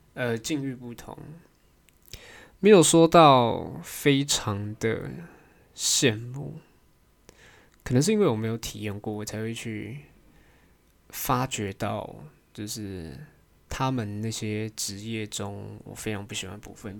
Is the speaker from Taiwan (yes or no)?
yes; Taiwan